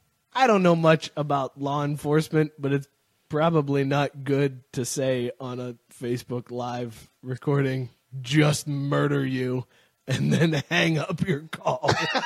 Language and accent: English; Youngstown, Ohio, United States; I grew up in Youngstown